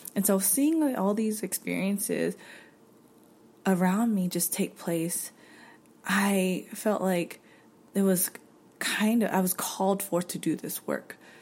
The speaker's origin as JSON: {"language": "English", "region": "North Carolina", "country": "United States", "tie": "born or raised there", "moved": "yes", "lives_now": "Los Angeles, United States", "said": "growing up in North Carolina in a predominantly white community"}